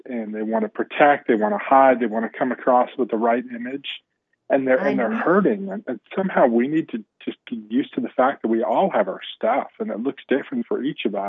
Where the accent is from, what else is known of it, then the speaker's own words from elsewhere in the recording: New Jersey, Pennsylvania, Northeast, United States; so I grew up in the Northeast, grew up in a, home mom and dad loved us, me and my brother, younger brother, 3 years younger than me. My dad died at a young age. Mom remarried, and we were in New Jersey, moved to Pennsylvania.